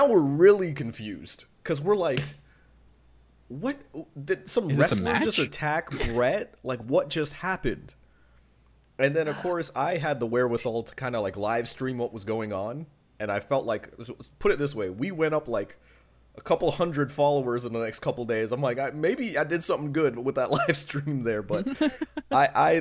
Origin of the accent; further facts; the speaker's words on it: New York City, New York, United States; I'm from Queens